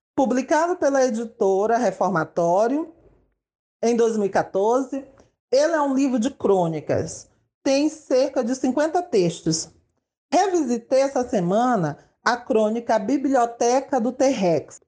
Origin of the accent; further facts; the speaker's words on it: São Luís, Maranhão, Brazil; Nasci e moro em São Luís, capital do estado do Maranhão